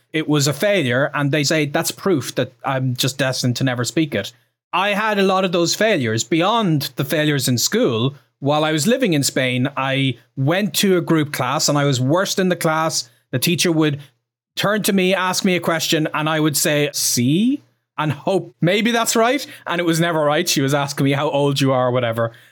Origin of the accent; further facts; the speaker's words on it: Ireland; I'm from Ireland. I'm proud of, I'm from Ireland